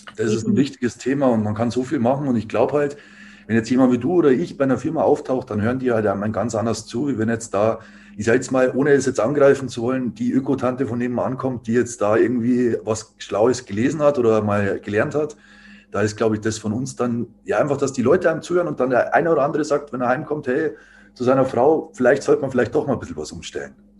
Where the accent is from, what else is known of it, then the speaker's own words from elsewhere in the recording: Dingolfing, Bavaria, Germany; moved away as an adult; also born or lived in Landshut; now in Nuremberg, Germany; ich bin eigentlich aus Landshut, quasi Niederbayern. Ähm, eigentlich noch tiefer quasi in Dingolfing